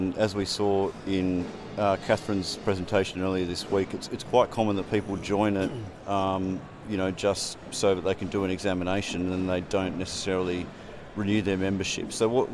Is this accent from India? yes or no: no; Sydney, New South Wales, Australia; I'm from Sydney, so I'm not a Kiwi